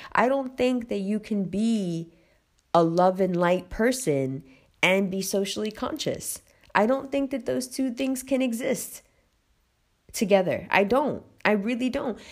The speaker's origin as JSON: {"language": "English", "country": "United States", "also_born_or_lived": "Pakistan", "said": "as an American"}